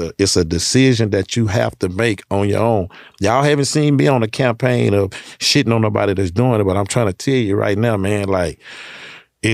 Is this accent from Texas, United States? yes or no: yes; Houston, Texas, United States; I'm from Hershelwood, I'm from South Park